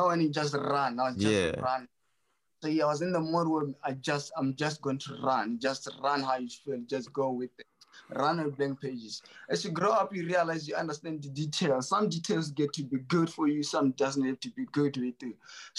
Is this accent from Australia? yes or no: no; Botswana; I was raised by my grandparents. I really never known my mom or my dad, you know, so raised in the farms